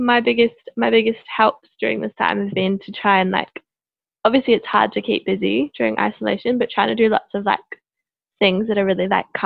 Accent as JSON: {"language": "English", "country": "New Zealand", "moved": "as an adult", "lives_now": "Melbourne, Australia", "said": "I am from New Zealand. Been in Melbourne for coming up 3 years now."}